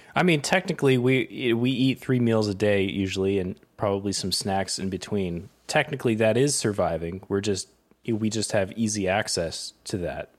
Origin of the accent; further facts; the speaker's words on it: Connecticut, United States; also born or lived in Vermont; now in New York, United States; I grew up in Connecticut